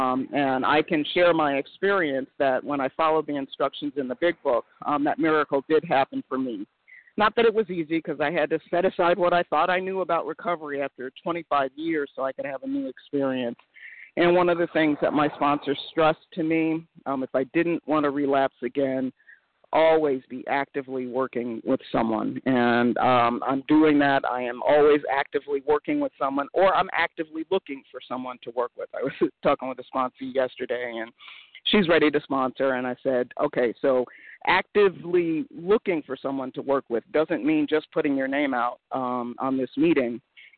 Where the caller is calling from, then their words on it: Connecticut, United States; a very grateful recovered compulsive overeater in Connecticut.